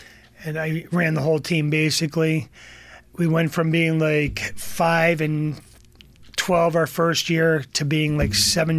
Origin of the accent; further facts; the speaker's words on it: Columbia, Connecticut, United States; Yes. For all my life, I've been on Columbia Lake. From one side of the lake, now I moved to the other side of the lake.